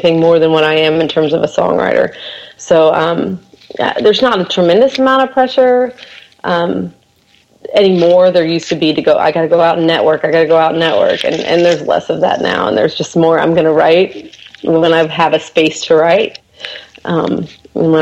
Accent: Kansas, United States; now in Nashville, United States; I am originally from Kansas

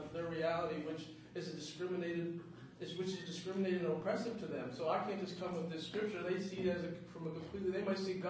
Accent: East Preston, Nova Scotia, Canada; it used to be Preston, but it's been split to East and North Preston. I'm from East Preston.

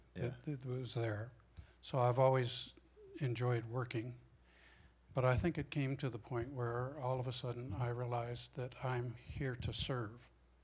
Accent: Colorado, United States; I was from Colorado. I'd never been into L.A. in my life.

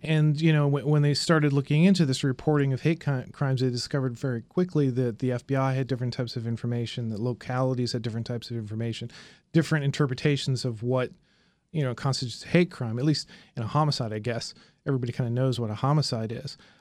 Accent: Indianapolis, Indiana, United States; moved away; I'm from Indianapolis.

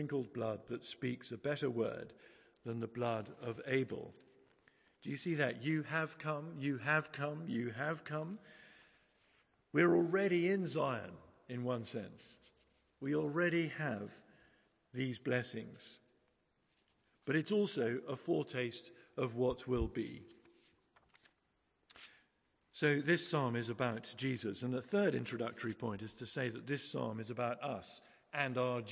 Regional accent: England, United Kingdom; we're English

